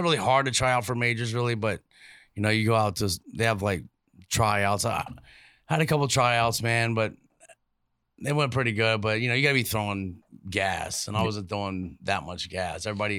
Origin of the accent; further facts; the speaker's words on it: Norfolk, Virginia, United States; born there; I was born in Norfolk, Virginia in 74.